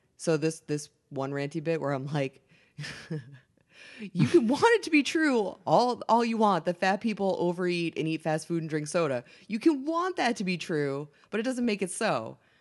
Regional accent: Boston, Massachusetts, United States; I'm from Boston

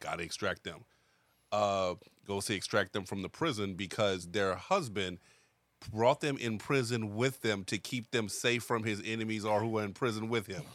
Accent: United States; as an American

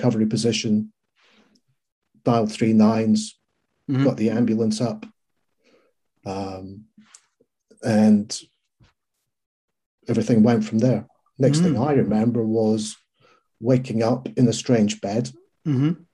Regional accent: Scotland, United Kingdom; being a Scot

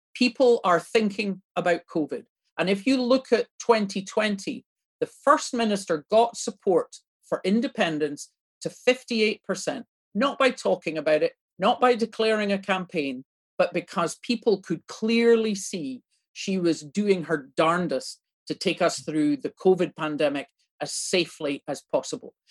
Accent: Ireland; now in Scotland, United Kingdom; as an Irish person

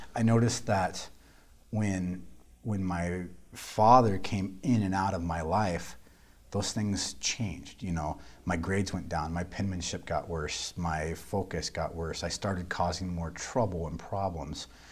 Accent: Council Bluffs, Iowa, United States; I grew up in Council Bluffs, Iowa

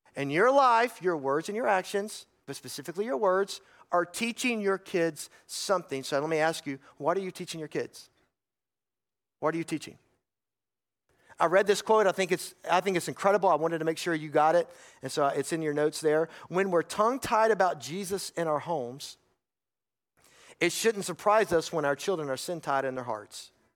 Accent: North Carolina, United States; I grew up in North Carolina. Most of you know that. I grew up in the foothills of the mountains in some farmland area

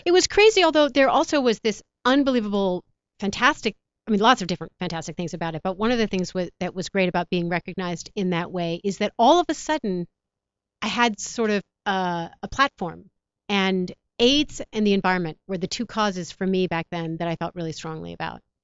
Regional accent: New York, United States; moved away as an adult; now in Los Angeles, United States; I'm a New Yorker. So I was, I grew up and we got snow and we got rain.

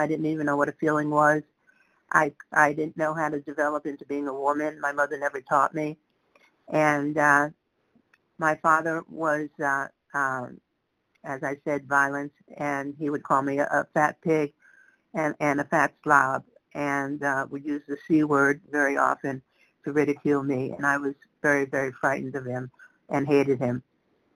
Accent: New York City, New York, United States; I grew up in the Bronx

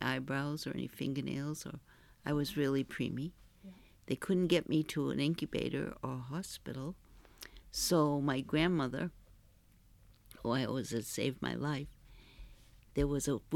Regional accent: Kennebunk, Maine, United States; also born or lived in Lower Village, Kennebunk; we moved from West Kennebunk, the farm that was there. It was Ed I. Littlefield

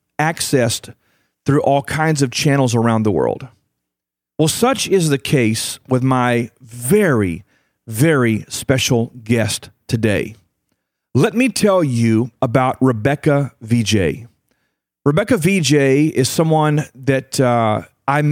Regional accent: United States; I'm from the United States of America. I live here in North America

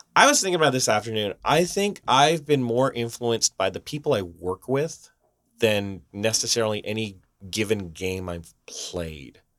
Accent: Canada; now in Vancouver, Canada; We're Canadian in Vancouver.

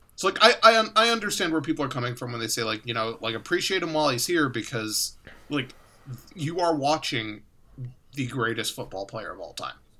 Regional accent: Chicago, Illinois, United States; I grew up in Chicago

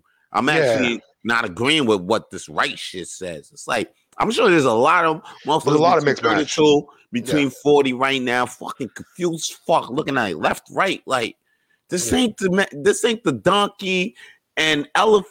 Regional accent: United States; I grew up in America

